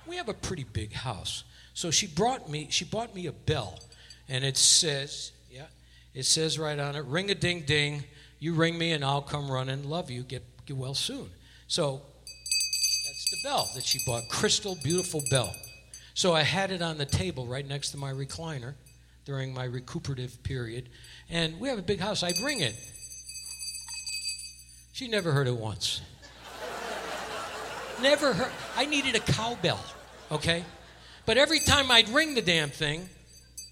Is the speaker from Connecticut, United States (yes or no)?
yes; Hartford, Connecticut, United States; University of Hartford, which is my hometown